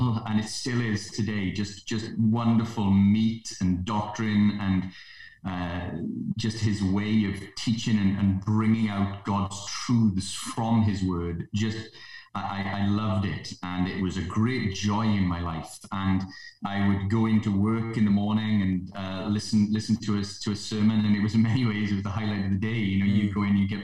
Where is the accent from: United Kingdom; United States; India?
United Kingdom; Port Talbot, Wales; I was born and raised in the Port Talbot, the place where Dr. Lloyd-Jones first ministered